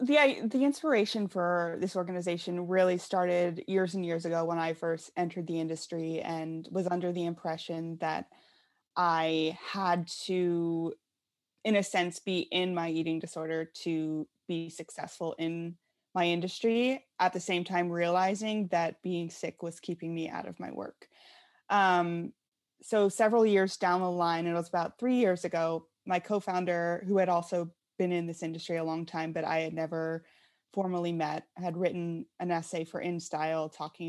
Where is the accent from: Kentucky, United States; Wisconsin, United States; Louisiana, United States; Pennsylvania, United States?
Pennsylvania, United States; Yeah, so I grew up in Western Pennsylvania in a very small town